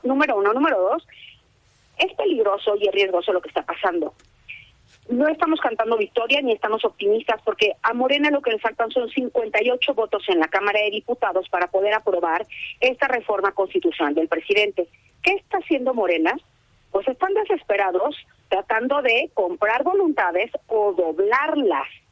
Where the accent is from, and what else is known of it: Mexico